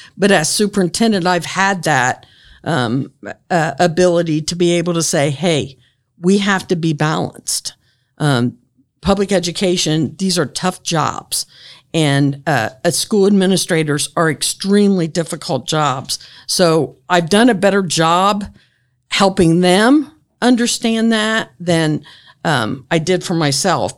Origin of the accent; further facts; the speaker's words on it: Grant County, Indiana, United States; when I grew up in Grant County